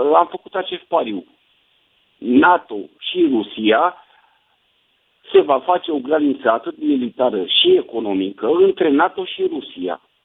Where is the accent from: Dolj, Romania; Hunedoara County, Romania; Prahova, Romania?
Dolj, Romania; Calafat; eu din Dolj, Puiu, Calafat, orașul meu natal